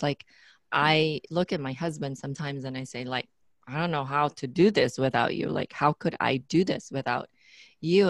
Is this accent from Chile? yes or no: no; Philippines; being the Filipino that I am, we have this cultural thing